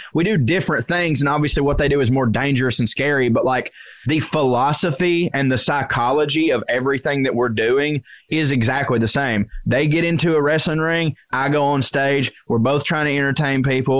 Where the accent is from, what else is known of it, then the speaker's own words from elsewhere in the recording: Tennessee, United States; I grew up in East Tennessee, all right? Those are where my people are, God damn it.